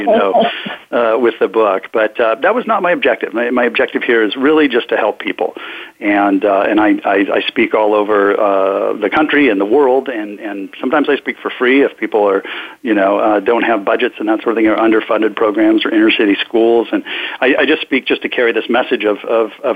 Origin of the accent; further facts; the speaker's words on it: Sacramento, California, United States; I was born up in Sacramento, California, to the youngest of seven children